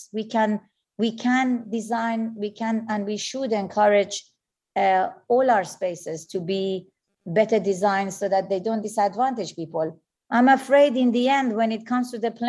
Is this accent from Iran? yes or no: yes; Iran; moved away; I was born in Iran